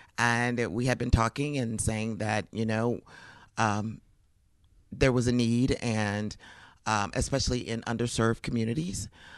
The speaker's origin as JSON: {"language": "English", "town": "Phoenix", "region": "Arizona", "country": "United States", "tie": "born or raised there", "moved": "as an adult", "lives_now": "Kansas City, United States", "said": "No, I'm from Phoenix, Arizona."}